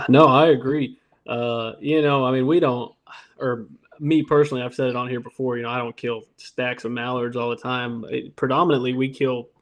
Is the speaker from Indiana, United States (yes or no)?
yes; Indiana, United States; now in Louisiana, United States; I'm from Indiana